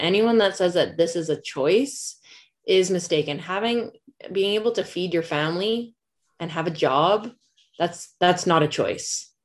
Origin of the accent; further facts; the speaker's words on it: Canada; as a Canadian